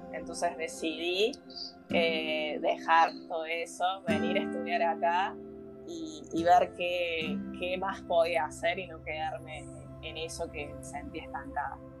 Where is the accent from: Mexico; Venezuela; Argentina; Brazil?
Argentina; moved away as an adult; now in Barcelona, Spain; soy argentina, pero actualmente vivo en Barcelona. Dejé todo allá en mi provincia y me vine aquí